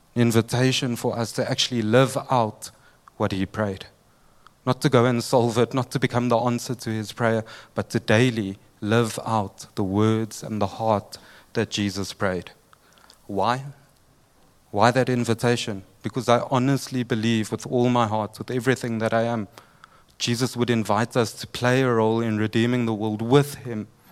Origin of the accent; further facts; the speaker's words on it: Durban, KwaZulu-Natal, South Africa; I'm from Durban